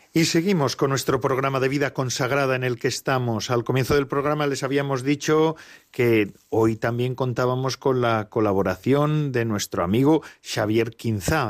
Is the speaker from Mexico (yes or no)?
no; Basque Country, Spain; los que somos vascos, pues muchas veces solemos decir ayudar en lugar de acompañar